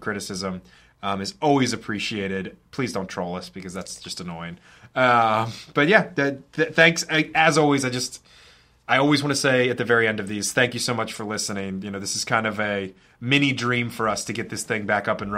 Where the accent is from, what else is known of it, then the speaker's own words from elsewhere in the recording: Westminster, Maryland, United States; when I was a young kid going to the training camps in Westminster, Maryland, in my hometown